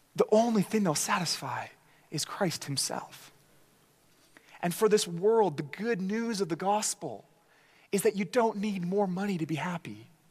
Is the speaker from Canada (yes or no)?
yes; Canada; as Canadian gospel preachers